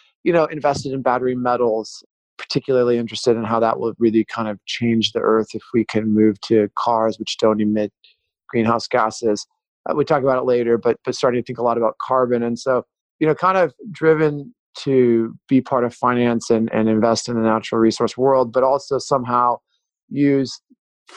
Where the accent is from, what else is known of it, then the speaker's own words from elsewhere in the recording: Pacific Northwest, United States; growing up in the Pacific Northwest